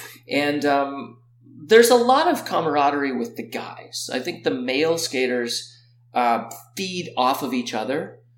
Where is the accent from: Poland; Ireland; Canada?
Canada; there, that's the quad, and I'm Canadian champion.